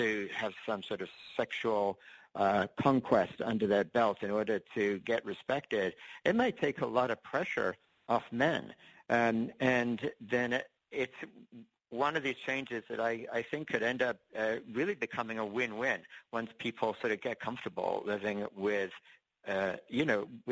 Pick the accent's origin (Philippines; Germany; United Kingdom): United Kingdom; England; now in United States; I actually was born and raised in England. And when I came to the States